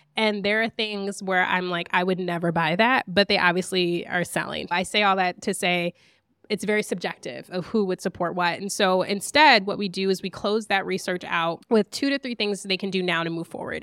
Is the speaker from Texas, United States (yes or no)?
no; Lansing, Michigan, United States; I grew up in Lansing, Michigan